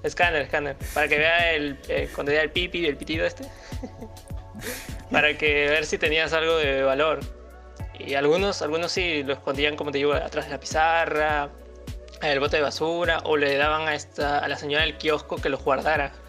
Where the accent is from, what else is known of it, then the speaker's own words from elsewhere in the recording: Lima, Peru; una vez que nos fuimos un viaje fuera de Lima